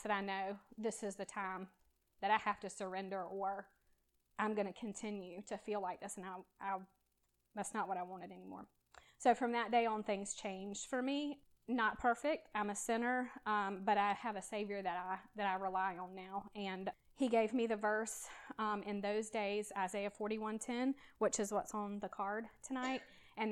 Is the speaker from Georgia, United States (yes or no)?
yes; Savannah, Georgia, United States; I was born in Savannah, and I was raised by a Christian mom.